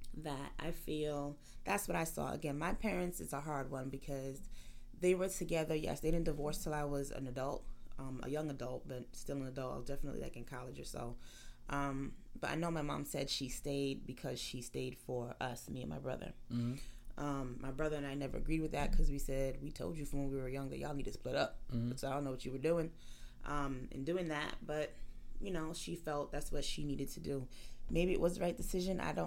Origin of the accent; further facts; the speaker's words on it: United States; I'm born in America. I'm first generation American. My parents, grandparents, and everyone before them is from Jamaica